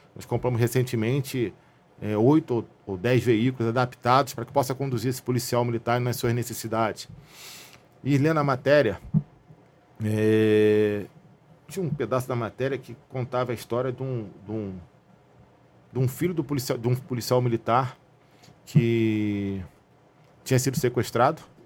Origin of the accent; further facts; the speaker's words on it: Rio de Janeiro, Brazil; nascido e criado na Zona Norte